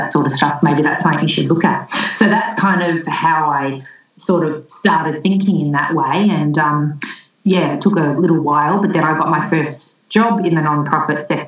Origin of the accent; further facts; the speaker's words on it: Melbourne, Victoria, Australia; I grew up in Melbourne, and I'm back living in Melbourne now.